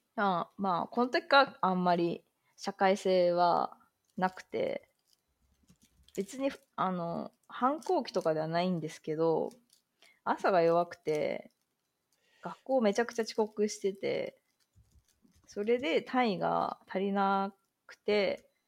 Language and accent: Japanese; Kanagawa, Japan; 私は、まあ、関東圏の出身なんですけど、はい、なので、まあ、結構実家とかも近くて